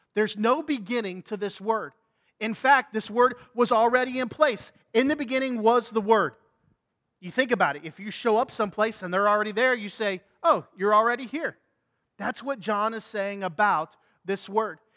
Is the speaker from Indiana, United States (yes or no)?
yes; Indiana, United States; growing up in Indiana, we used to come to Florida on spring break